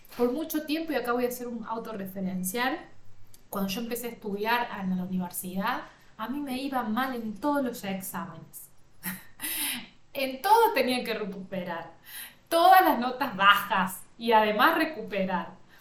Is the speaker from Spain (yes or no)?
no; Villa María, Córdoba, Argentina; yo soy del interior de Córdoba, Argentina